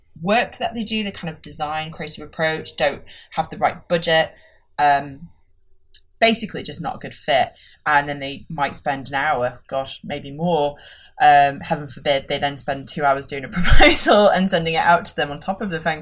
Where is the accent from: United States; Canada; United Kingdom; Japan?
United Kingdom; Yorkshire and the Humber; accent: Yorkshire; my Yorkshire accent comes out